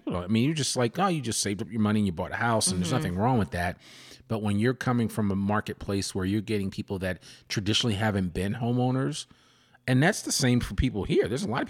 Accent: Massachusetts, United States; Like when I came from Massachusetts, Mass, they have a thing called Mass Housing.

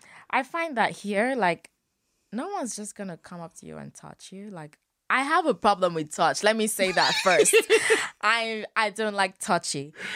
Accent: Lagos, Nigeria; moved away as an adult; also born or lived in Ogun State; I lived in Lagos for all my life.

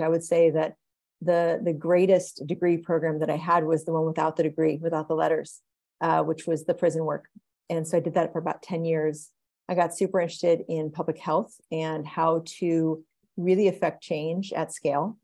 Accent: Oklahoma, United States; I grew up in Oklahoma

